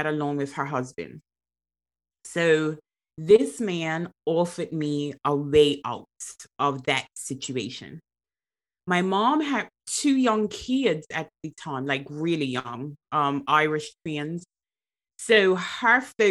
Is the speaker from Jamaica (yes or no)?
no; Bermuda; now in England, United Kingdom; born and raised in Bermuda